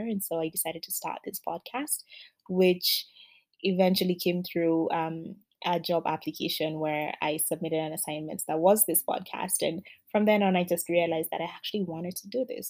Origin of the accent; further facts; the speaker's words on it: Kenya; I come from Kenya